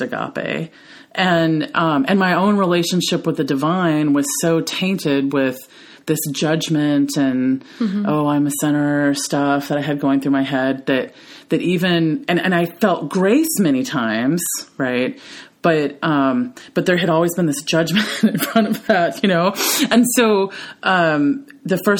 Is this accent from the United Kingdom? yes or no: no; Memphis, Tennessee, United States; I'm from Memphis, Tennessee. I was raised with a bunch of Southern women.